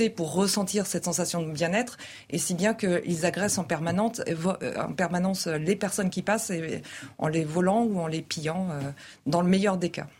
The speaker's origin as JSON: {"language": "French", "town": "Paris", "region": "Île-de-France", "country": "France", "said": "je suis parisienne, je vis à Paris"}